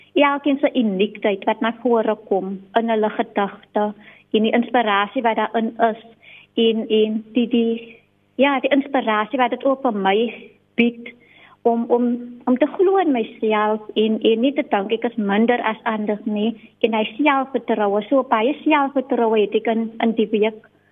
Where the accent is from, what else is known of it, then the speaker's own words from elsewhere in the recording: Riverlands, Western Cape, South Africa; Ek is gebore in Rawelens en ek het daar ook groot geword